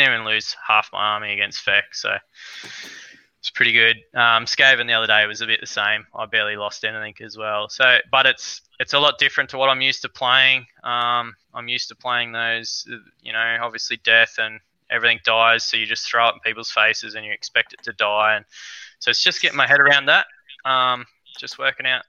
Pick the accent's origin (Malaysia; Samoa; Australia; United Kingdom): Australia; Albury, New South Wales; I'm from Albury.